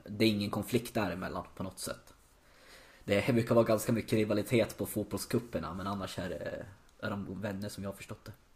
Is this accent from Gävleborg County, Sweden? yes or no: yes; Gävle, Gävleborg County, Sweden; moved away as an adult; now in Berlin, Germany; bott kvar hemma i Gävle